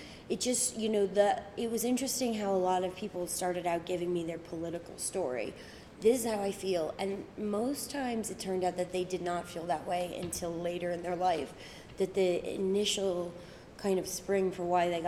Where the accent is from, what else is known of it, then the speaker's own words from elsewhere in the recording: Northern Ireland, United Kingdom; it's interesting to be from a place that's highly developing